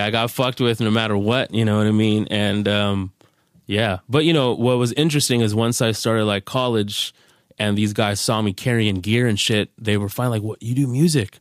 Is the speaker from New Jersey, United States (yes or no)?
no; Carson, California, United States; I'm from Carson, California, from where the … and … are from.